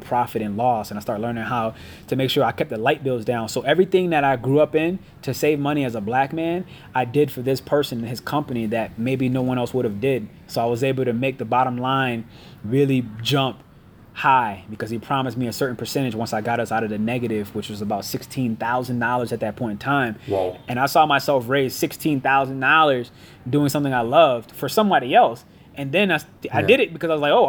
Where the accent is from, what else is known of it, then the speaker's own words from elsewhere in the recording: Connecticut, United States; I'm from Connecticut, which is 6 hours away, and 2 hours from New York